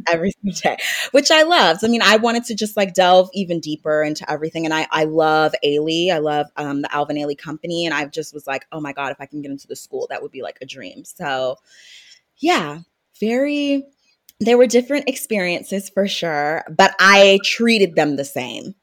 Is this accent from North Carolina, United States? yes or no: yes; North Carolina, United States; also born or lived in Maryland; I was born in Maryland, moved to North Carolina, and raised there